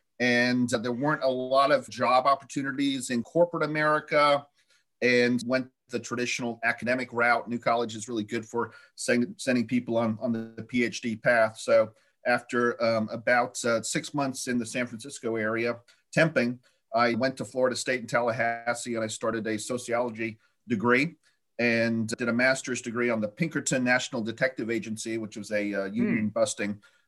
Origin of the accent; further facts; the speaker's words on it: Stratford-upon-Avon, West Midlands, United Kingdom; born there; I was born in England. I was born in Stratford-on-Avon, of all places, which your listeners may know.